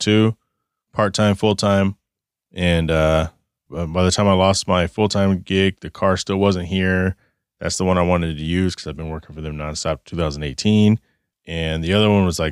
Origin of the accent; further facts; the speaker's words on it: Phoenix, Arizona, United States; Phoenix, my hometown